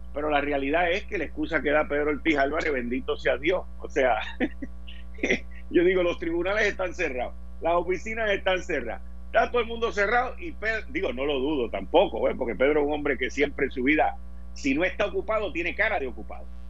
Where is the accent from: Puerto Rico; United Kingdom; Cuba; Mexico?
Puerto Rico; nosotros en Puerto Rico no tenemos subway